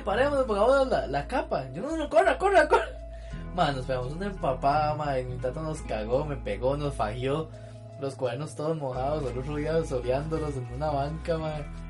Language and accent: Spanish; Atenas, Alajuela, Costa Rica; Yo crecí en Atenas